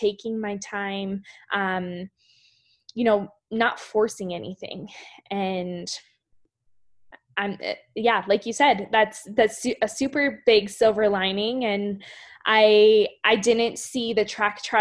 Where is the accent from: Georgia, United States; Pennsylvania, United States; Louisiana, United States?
Pennsylvania, United States; Shippensburg; Shippensburg, Pennsylvania. Very small, rural, south central Pennsylvania, near Gettysburg, Harrisburg, that area